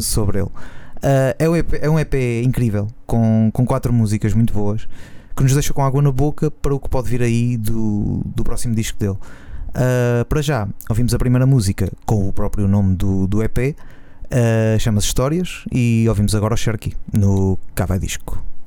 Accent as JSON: {"language": "Portuguese", "town": "Nazaré", "region": "Oeste", "country": "Portugal", "said": "eu sou da Nazaré"}